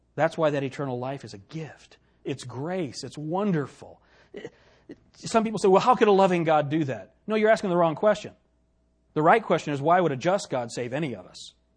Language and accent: English; United States; especially as an American